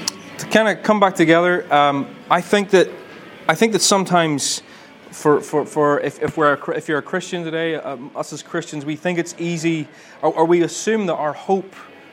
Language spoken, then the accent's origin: English; Ballymena, Northern Ireland, United Kingdom; I'm originally from Ballymena, although you probably can't hear it in my accent.